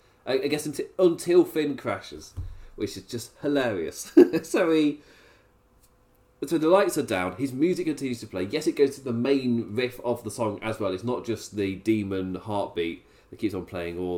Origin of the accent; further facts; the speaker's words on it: England, United Kingdom; I'm English